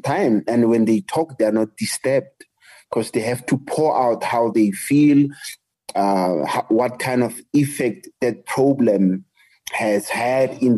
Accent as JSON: {"language": "English", "town": "Soweto", "region": "Gauteng", "country": "South Africa", "tie": "born or raised there", "second_language": "English", "said": "I come from South Africa, and I grew up in apartheid South Africa"}